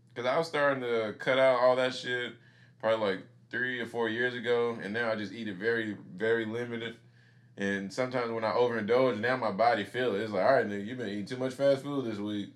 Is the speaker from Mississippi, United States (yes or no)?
yes; Mississippi, United States; I grew up in Mississippi